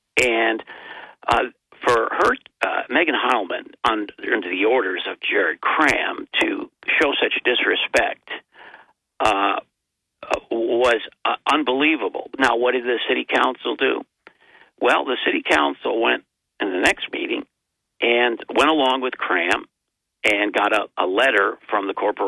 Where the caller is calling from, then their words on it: Binghamton, New York, United States; Well, it's … from Binghamton.